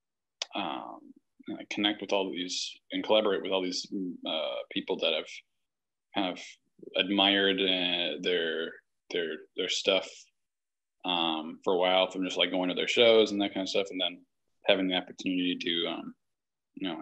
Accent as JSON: {"language": "English", "town": "Winona", "region": "Minnesota", "country": "United States", "tie": "born or raised there", "moved": "as an adult", "lives_now": "Milwaukee, United States", "said": "I would come back and play in the Winona, my hometown's municipal band"}